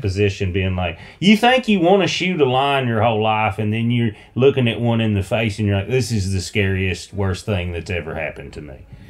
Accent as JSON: {"language": "English", "region": "the South", "country": "United States", "said": "I'm from the South"}